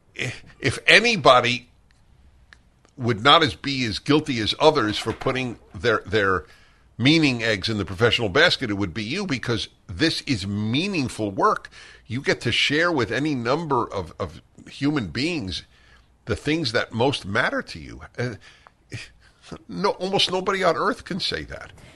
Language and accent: English; New York City, New York, United States; moved away; I grew up in Brooklyn